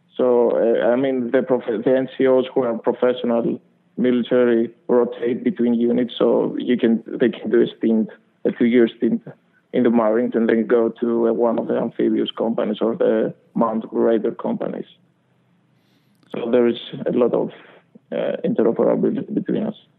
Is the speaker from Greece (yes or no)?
yes; Greece; moved away as an adult; also born or lived in Boston; now in United States; So I grew up in Greece